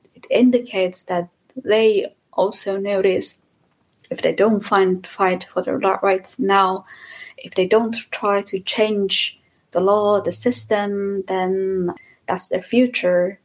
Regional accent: Iran; moved away as an adult; also born or lived in Germany; now in Leipzig, Germany; I'm from Iran and I live in Germany for a while right now

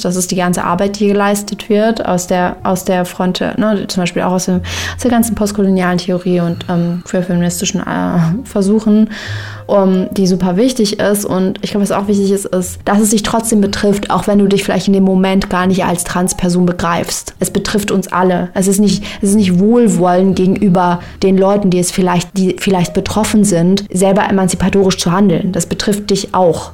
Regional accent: Iran; now in Germany; würde ich mir als Iranerin trotzdem mal rausnehmen

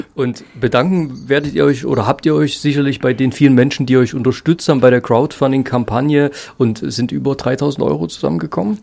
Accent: Saxony, Germany; bei uns in Sachsen

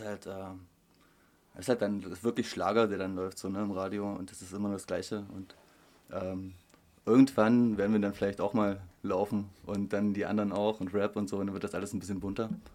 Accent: Upper Lusatia, Saxony, Germany; Ich komme aus der Oberlausitz

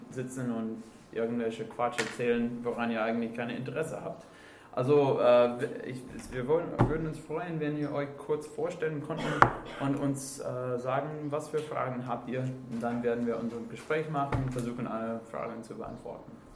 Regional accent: Minneapolis, Minnesota, United States; German is a second language; wir sind beide aus Minneapolis

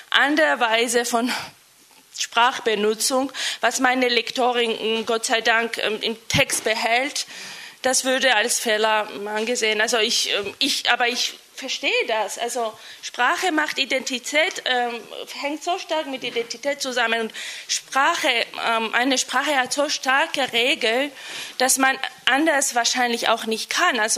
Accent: Georgia; first language Georgian; German is a second language; mein Deutsch ist so eigen. Ich benutze gerne mein andere, weil meine Muttersprache Georgisch ist, ähm, auch andere Redewendungen.

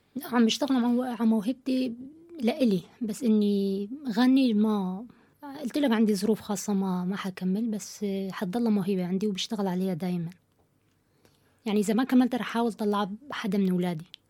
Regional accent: Syria; moved away as an adult; now in Kassel, Germany; من سوريا كرديه الاصل آه، صار لي اربع سنين هون بكاسل

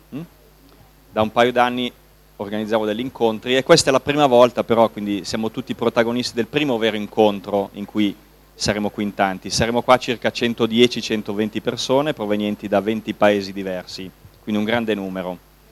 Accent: Milan, Lombardy, Italy; per noi milanesi, io abito, sono di Milano, abito a Milano

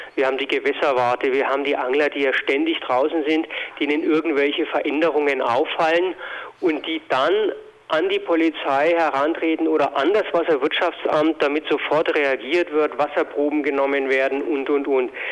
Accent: Lower Bavaria, Germany; bei uns in Niederbayern

